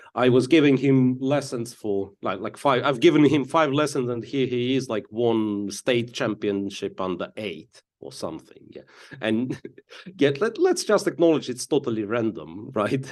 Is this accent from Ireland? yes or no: no; Donetsk, Donetsk Oblast, Ukraine; moved away as an adult; I come from Donetsk, Ukrainian city of Donetsk, to be, well, specifically clear, And I left, uh, from, uh, back then, like, fully functional Donetsk Airport and never, in two thousand fourteen, and never been back since.